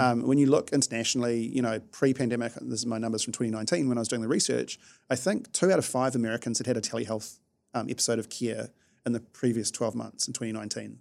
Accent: New Zealand; being a New Zealander is it's great from a lifestyle perspective

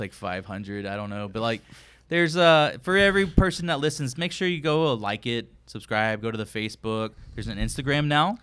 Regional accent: Texas, United States; I'm a Texan.

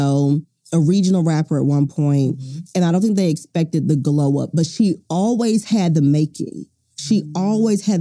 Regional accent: Houston, Texas, United States; I'm from Houston

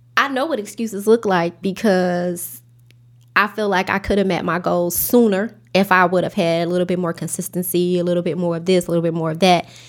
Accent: Chicago, Illinois, United States; I grew up in Inglewood, South Side of Chicago

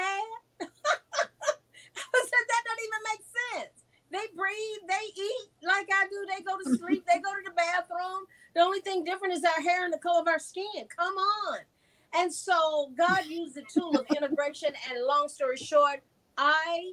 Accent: the South, United States; I was a dyed-in-the-wool liberal with a black twist growing up in the South

